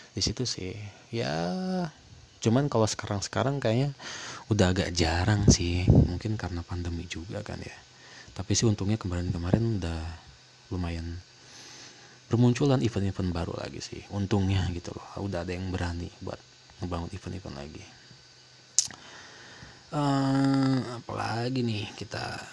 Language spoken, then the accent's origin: Indonesian; Bogor, West Java, Indonesia; karena gue orang Bogor kan jadi gue tahu di Kemuning tuh gedung Kemuning di belakang kantor DPRD kan situ ada tuh ada acara situ